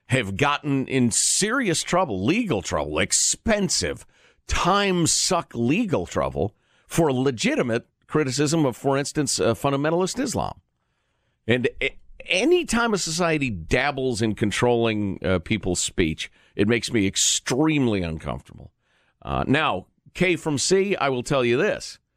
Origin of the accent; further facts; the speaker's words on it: Canada; Uh, I am Canadian, and he and I enjoy comparing our political systems.